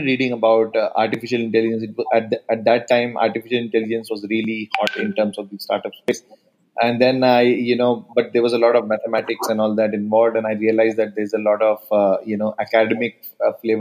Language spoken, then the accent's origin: English; Delhi, India; Delhi is my hometown in India